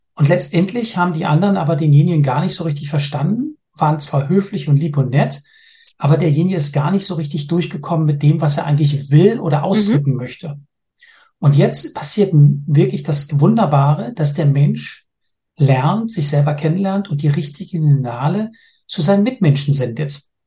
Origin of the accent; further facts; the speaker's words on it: Berlin, Germany; moved away as an adult; now in Denmark; Ich bin gebürtiger Berliner, lebe aber schon seit über 27 Jahren jetzt in Dänemark